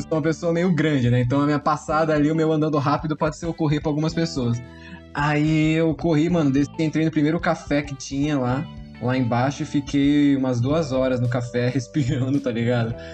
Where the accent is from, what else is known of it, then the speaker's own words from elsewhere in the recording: Santos, São Paulo, Brazil; a gente é de Santos, né? Então faz um calor da porra e todo mundo é de chinelo